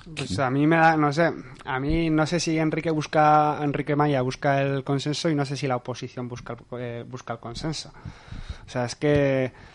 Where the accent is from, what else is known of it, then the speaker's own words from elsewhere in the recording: Cizur, Navarre, Spain; yo soy de Cizur